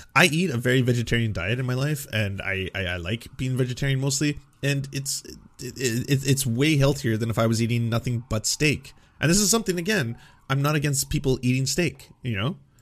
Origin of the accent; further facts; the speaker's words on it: Canada; as a Canadian